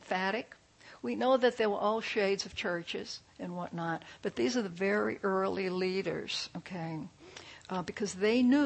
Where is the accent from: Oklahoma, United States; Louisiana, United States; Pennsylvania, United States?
Louisiana, United States; New Orleans; When I was a kid, I grew up in New Orleans